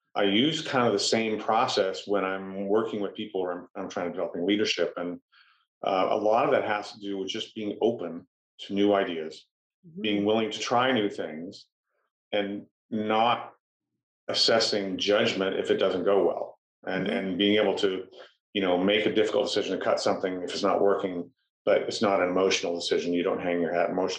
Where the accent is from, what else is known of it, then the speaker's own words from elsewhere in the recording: Fullerton, California, United States; I grew up in Fullerton